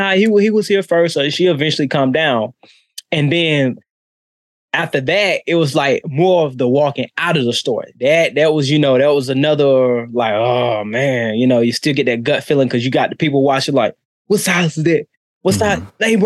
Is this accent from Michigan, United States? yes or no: no; Charlotte, North Carolina, United States; Charlotte, North Carolina.